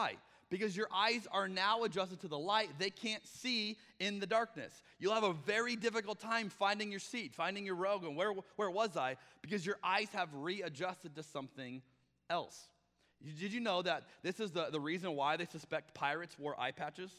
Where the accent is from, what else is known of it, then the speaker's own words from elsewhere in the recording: Arizona, United States; moved away; I'm from Arizona